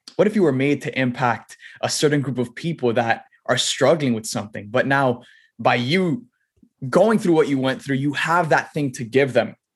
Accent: Miami, Florida, United States; I was born and raised in Miami

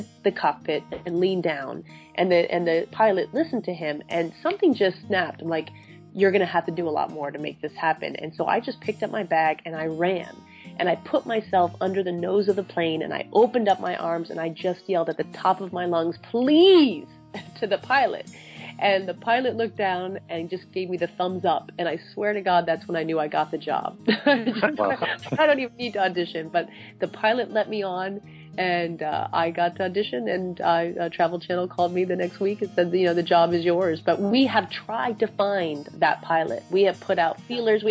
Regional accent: New Hampshire, United States; I grew up in New Hampshire

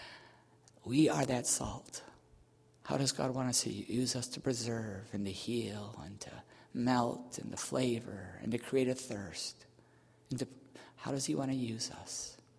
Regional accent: Buffalo, New York, United States; where I grew up in Buffalo area

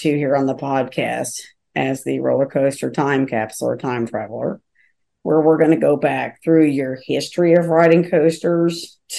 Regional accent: Kentucky, United States; I'm from Kentucky

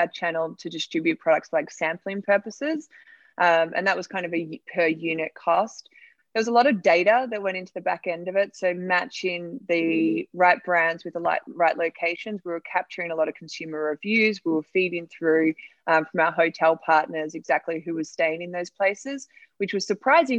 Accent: Australia; moved away as an adult; now in United States; I'm from Australia and I was working in the rideshare industry

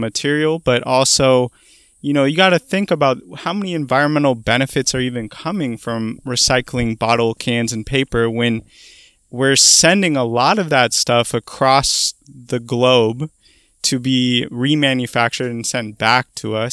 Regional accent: Portland, Oregon, United States; moved away as an adult; also born or lived in Boston; I'm originally from Portland, Oregon

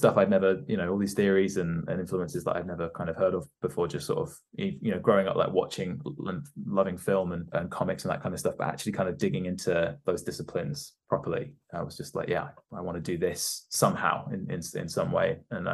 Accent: Devon, South West England, United Kingdom; also born or lived in Gloucester; now in London, United Kingdom; I'd moved to Devon. Obviously, like I was like eight

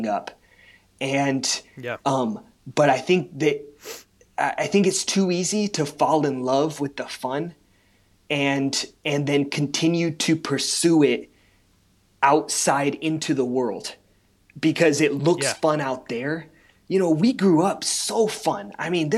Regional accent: California, United States; growing up in the Christian school here

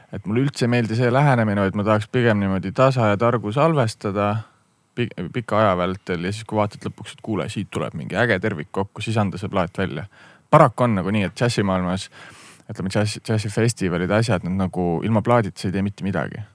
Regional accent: Viljandi, Viljandi County, Estonia; also born or lived in Amsterdam, Netherlands; now in Tallinn, Estonia; ma olen ise Viljandist pärit

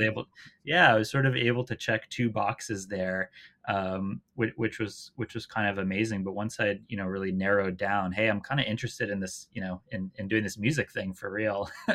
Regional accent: outside Boston, Massachusetts, United States; I grew up uh, just outside Boston, Boston area

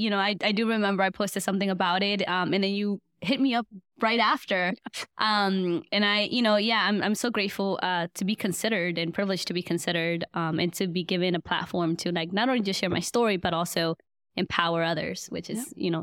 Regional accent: East Coast, Guatemala; born there; I just remember going to the capital city of Guatemala because I was born on the East Coast.

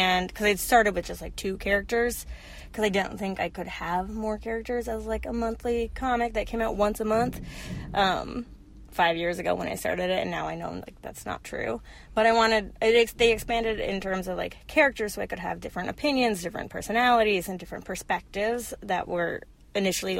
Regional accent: Minneapolis, Minnesota, United States; I'm visiting LA, but I'm from Minneapolis

